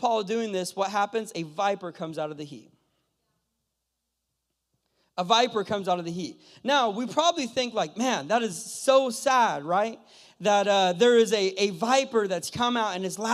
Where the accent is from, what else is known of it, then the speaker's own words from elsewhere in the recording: California, United States; moved away as an adult; also born or lived in Mexico; I'm from California. Last year I lived in Mexico